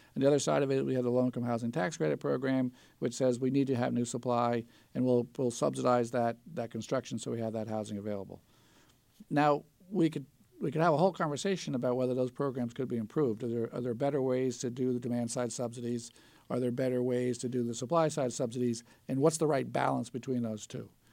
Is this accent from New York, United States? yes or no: yes; the New York area, United States; I grew up in the New York area in the late nineteen seventies